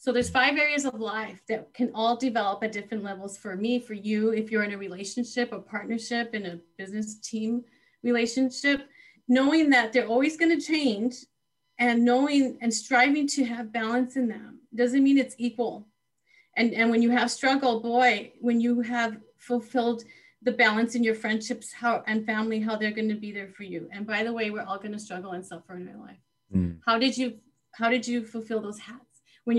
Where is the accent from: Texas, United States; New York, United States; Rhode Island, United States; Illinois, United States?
Texas, United States; What a pleasure to come to you in Texas, you, from California, Texas, my home state.